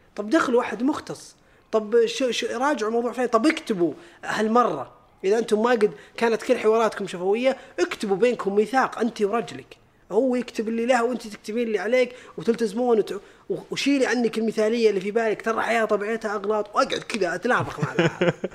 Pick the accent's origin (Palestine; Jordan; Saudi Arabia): Saudi Arabia; عندنا بالسعوديه الحمد لله والناس اللي فيها بغض النظر عن جنسيتهم هذه طبيعه ديرتنا